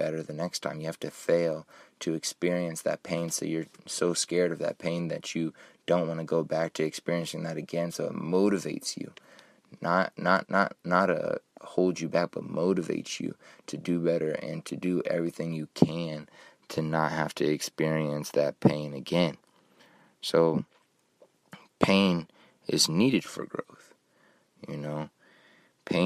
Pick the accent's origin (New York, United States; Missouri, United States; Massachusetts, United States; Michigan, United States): Missouri, United States; Kansas City; I grew up in Kansas City, Missouri, and I always had my family by my side